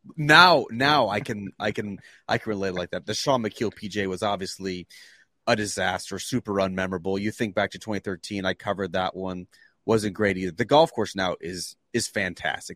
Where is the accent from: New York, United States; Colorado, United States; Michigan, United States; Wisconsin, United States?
New York, United States; Canandaigua; born or raised there; moved away